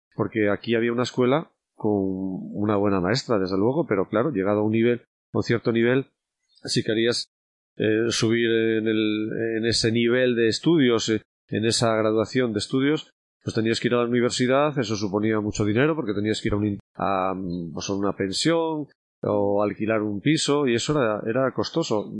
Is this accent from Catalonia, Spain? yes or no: no; village in the province of León, Castile and León, Spain; also born or lived in Santiago de Compostela; now in Astorga, Spain; siendo niño aquí